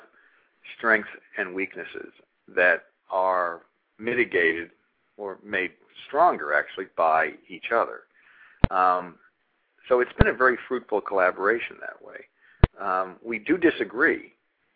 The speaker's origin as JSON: {"language": "English", "region": "Massachusetts", "country": "United States", "said": "We're both from Massachusetts, from sort of Catholic, you know, Irish family"}